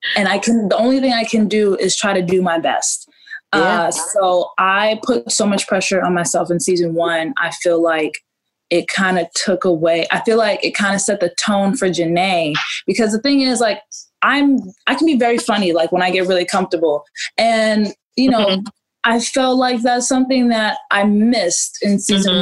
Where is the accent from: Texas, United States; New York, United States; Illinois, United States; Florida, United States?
New York, United States; growing up in New York like there's this type of personality that New Yorkers have